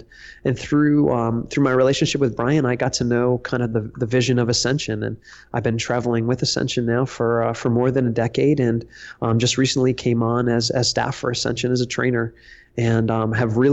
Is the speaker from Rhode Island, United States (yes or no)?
yes; Westerly, Rhode Island, United States; moved away; also born or lived in Louisiana; I grew up in Westerly, Rhode Island